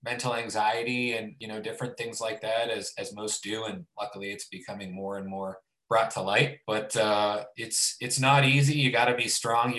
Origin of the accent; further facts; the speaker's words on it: Youngstown, Ohio, United States; moved away as an adult; now in Columbus, United States; I'm initially from Youngstown, Ohio, which is Northeast Ohio, a huge Italian population. And so I grew up on a lot of cooking with my family